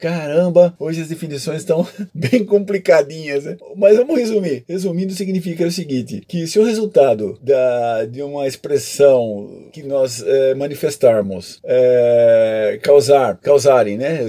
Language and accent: Portuguese; Brazil; somos brasileiros